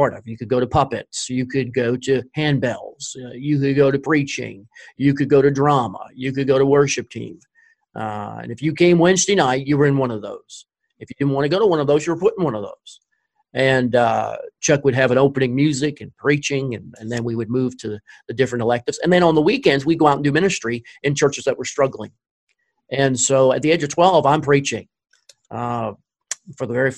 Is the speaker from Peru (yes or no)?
no; Nova Scotia, Canada; now in Pocomoke City, United States; I was born in Nova Scotia, Canada, on the East Coast